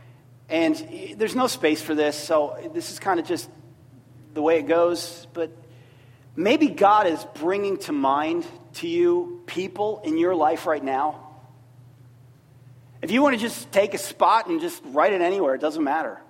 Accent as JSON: {"language": "English", "town": "Middletown", "region": "Ohio", "country": "United States", "tie": "born or raised there", "said": "born in Middletown, Ohio, good Midwestern place"}